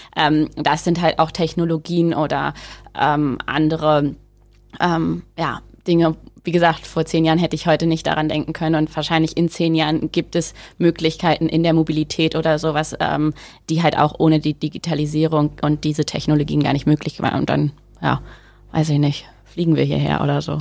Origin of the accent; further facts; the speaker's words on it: Rehling, Bavaria, Germany; also born or lived in Wisconsin, United States; in den Ort in Rehling, wo ich aufgewachsen bin